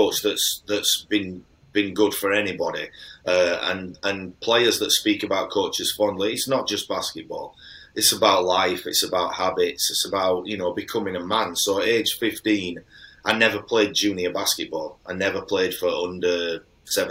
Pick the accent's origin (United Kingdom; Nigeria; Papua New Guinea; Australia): United Kingdom; Halifax, Yorkshire and the Humber; I'm from Halifax